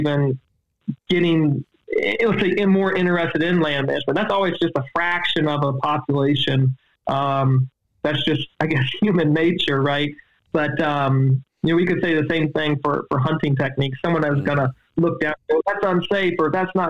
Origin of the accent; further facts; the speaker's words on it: East Coast, United States; I grew up on the East Coast